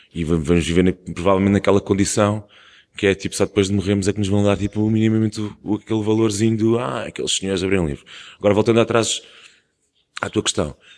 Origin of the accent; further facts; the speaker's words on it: Portugal; é uma coisa que já existe na nossa cultura como portugueses também há muito tempo